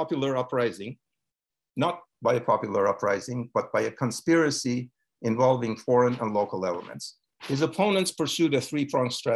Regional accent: Iran; moved away; I was born in Iran of Georgian and Ukrainian parents

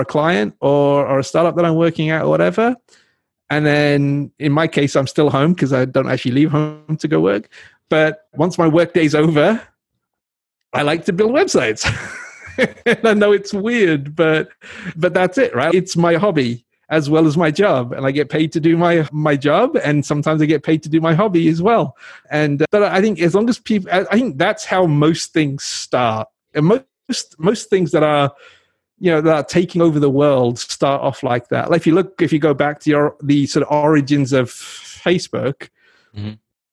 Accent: England, United Kingdom; now in United States; I grew up in England

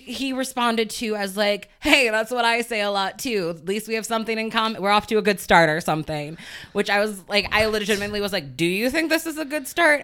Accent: Chicago, Illinois, United States; moved away; also born or lived in Evanston, Illinois; I spent equal times in Evanston and the city

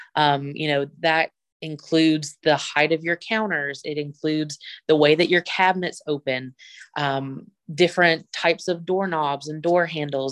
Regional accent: Bluefield, Virginia, United States; moved away as an adult; I, am from Bluefield, Virginia

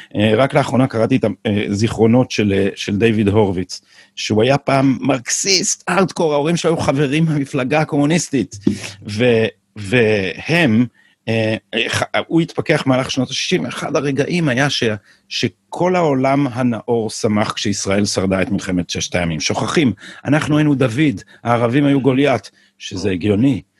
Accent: Jerusalem, Jerusalem District, Israel; כשהייתי ילד בירושלים

